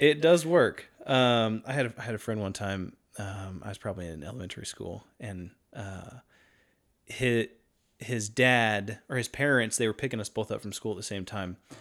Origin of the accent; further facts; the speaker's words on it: North Carolina, United States; I was born and raised in North Carolina